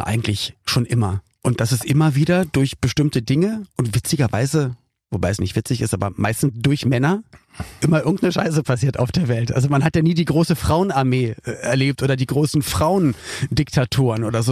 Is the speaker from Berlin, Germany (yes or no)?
yes; Berlin, Germany; als ich dann Teenager war, da wusste ich als Berliner, ich muss nicht zur Bundeswehr